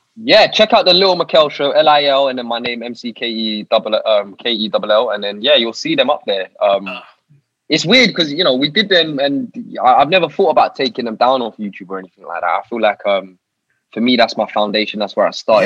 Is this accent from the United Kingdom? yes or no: yes; Harrow, London, United Kingdom; So I grew up in northwest London, a little town in northwest London called Harrow